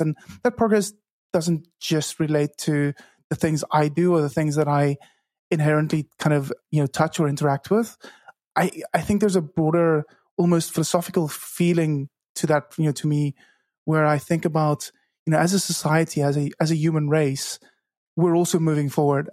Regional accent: Cape Town, Western Cape, South Africa; first language Afrikaans; English is a second language; I grew up in Cape Town, South Africa, where I still live

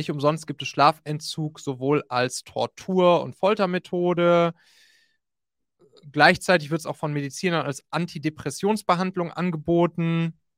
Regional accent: North Rhine-Westphalia, Germany; Ich komme ja da aus dem Rheinland und da lief dann nachts im WDR-Radio, lief immer Domian.

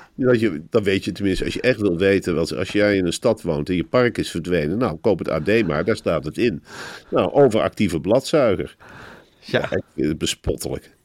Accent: Arnhem, Gelderland, Netherlands; die Germaanse drang die ik toch in me heb als Arnhemmer

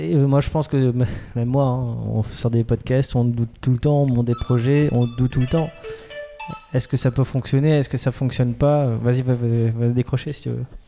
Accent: Alsace, Grand Est, France; comme je suis un Alsacien

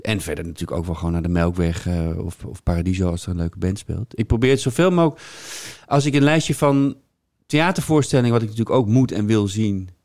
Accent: Hilversum, North Holland, Netherlands; also born or lived in Amsterdam; now in Bussum, Netherlands; ik woon in Bussum en ik ben opgegroeid in Hilversum.

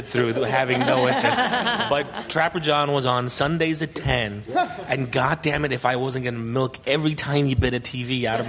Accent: Puerto Rico; English is a second language; moved away; because we were in Puerto Rico where I grew up

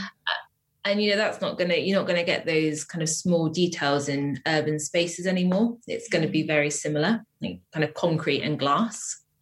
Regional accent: Wiltshire, South West England, United Kingdom; moved away as an adult; now in Bristol, United Kingdom; I grew up in Wiltshire, which is like a kind of like a small town in the countryside

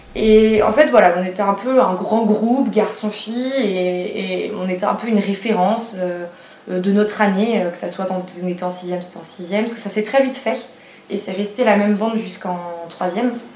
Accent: Vendée, Pays de la Loire, France; moved away as an adult; now in Nantes, France; je suis née en Vendée. Et là, actuellement, j'habite à Nantes

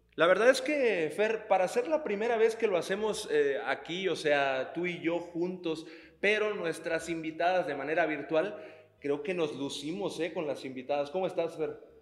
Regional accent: Sinaloa, Mexico; sin ser de acá de, Guadalajara, yo también soy de Sinaloa

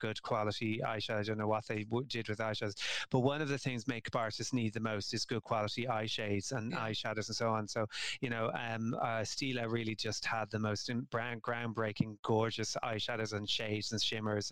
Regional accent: Ireland; we're Irish

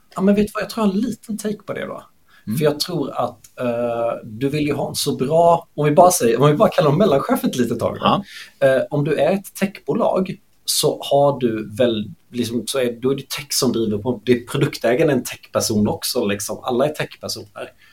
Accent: Småland, Sweden; jag är smålänning

